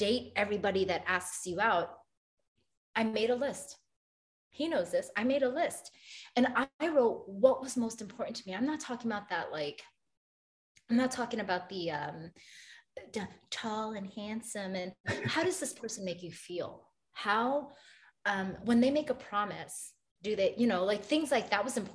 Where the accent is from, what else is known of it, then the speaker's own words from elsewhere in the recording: New York City, New York, United States; now in Boston, United States; I'm from Brooklyn, New York.